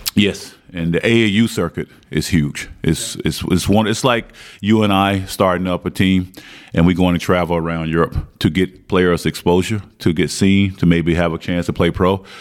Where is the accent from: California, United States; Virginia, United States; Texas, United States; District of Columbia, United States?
Virginia, United States; Martinsville; moved away as an adult; now in Belgium; growing up in Martinsville, Virginia, which the population is probably 50,000, 75,000 max, uh, that's all we had school and basketball